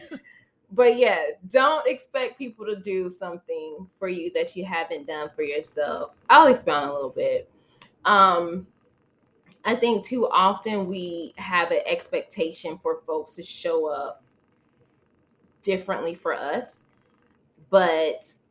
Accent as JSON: {"language": "English", "region": "Florida", "country": "United States", "tie": "born or raised there", "said": "where I grew up in the South, Florida."}